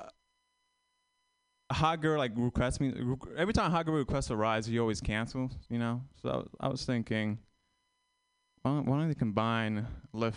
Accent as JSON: {"language": "English", "country": "Vietnam", "tie": "born or raised there", "moved": "yes"}